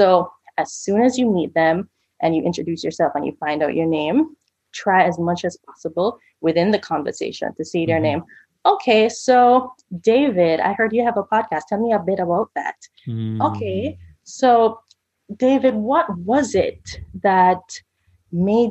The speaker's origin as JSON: {"language": "English", "country": "Jamaica", "said": "I'm Jamaican"}